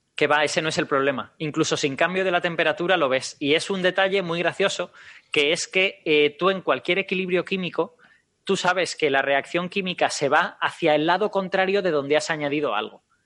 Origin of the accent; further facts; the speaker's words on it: Castellón de la Plana, Valencian Community, Spain; Castellón de la Plana, de donde yo vengo, era una zona de malaria endémica